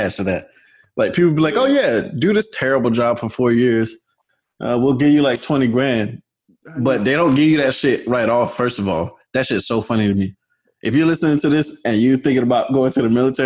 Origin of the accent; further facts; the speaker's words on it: Durham, North Carolina, United States; moved away as an adult; now in Boston, United States; I'm from Durham, where Duke is